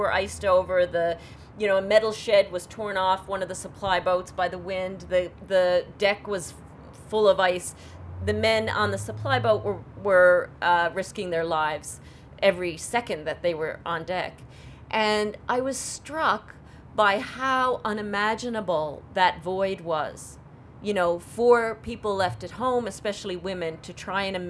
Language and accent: English; St. John's, Newfoundland and Labrador, Canada; I'm from St. John's, Newfoundland, and as are my parents and my grandparents, and as far back as, you know, we know.